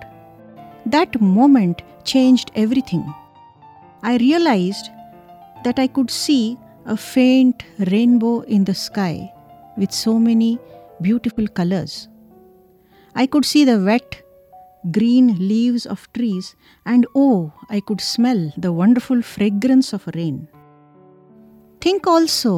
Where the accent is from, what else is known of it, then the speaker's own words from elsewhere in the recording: Karnataka, India; In my hometown in Karnataka, we have a lot of buffaloes.